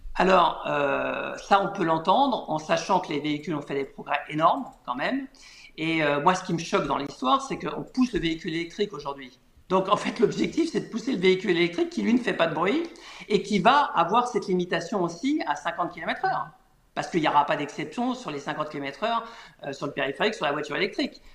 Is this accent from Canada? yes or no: no; Paris, Île-de-France, France; je suis parisien